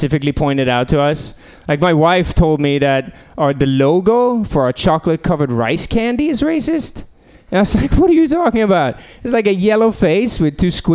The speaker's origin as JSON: {"language": "English", "country": "Sweden", "also_born_or_lived": "San Francisco", "moved": "yes", "lives_now": "Portland, United States", "said": "I actually came all the way from Sweden"}